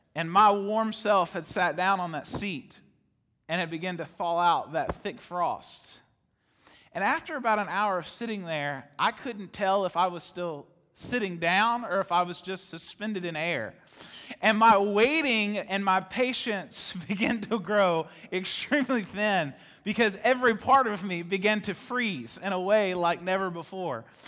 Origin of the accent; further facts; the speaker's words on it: Ohio, United States; I was born in Ohio